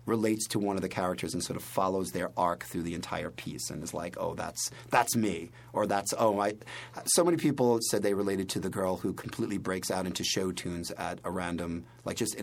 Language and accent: English; New York City, New York, United States; I know I talk really fast, but I am a New Yorker.